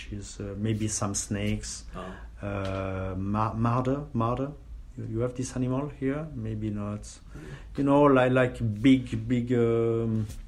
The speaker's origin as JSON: {"language": "English", "country": "Switzerland", "tie": "born or raised there", "said": "I grew up 50 kilometers from the university"}